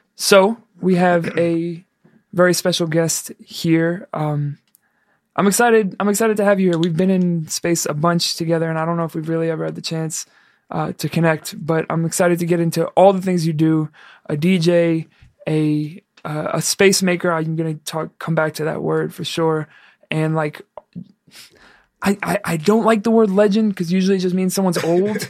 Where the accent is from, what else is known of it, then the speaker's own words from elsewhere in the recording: New York, United States; moved away; I'm from New York and I go back